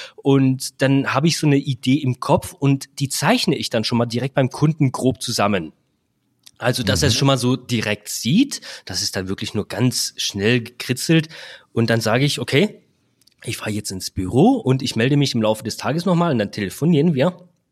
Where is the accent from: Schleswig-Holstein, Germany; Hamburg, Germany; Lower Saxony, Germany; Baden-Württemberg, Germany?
Baden-Württemberg, Germany; Black Forest; Ich komme aus dem Schwarzwald